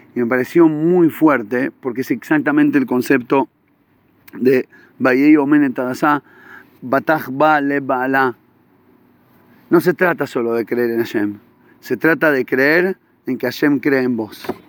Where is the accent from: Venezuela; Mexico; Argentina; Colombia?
Argentina; Buenos Aires; now in Israel; en Argentina salía, yo me acuerdo cuando era chiquito, y, iba en Villa Crespo